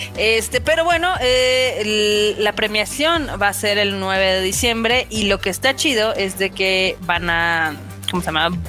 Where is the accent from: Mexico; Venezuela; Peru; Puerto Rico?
Mexico